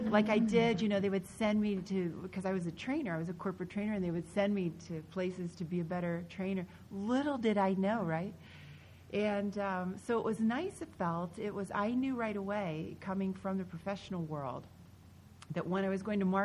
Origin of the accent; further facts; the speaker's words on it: Pennsylvania, United States; I grew up in Pennsylvania